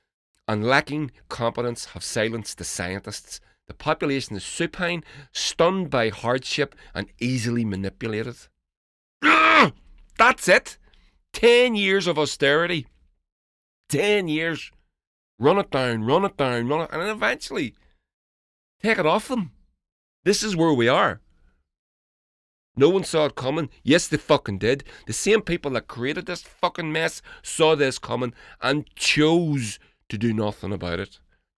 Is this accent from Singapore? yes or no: no; United Kingdom; moved away as an adult; now in Hungary; But I'm a Brit living in Hungary.